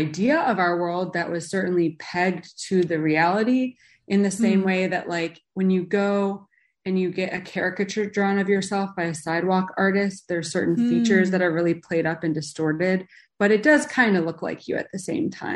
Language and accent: English; Chicago, Illinois, United States; I grew up in Chicago.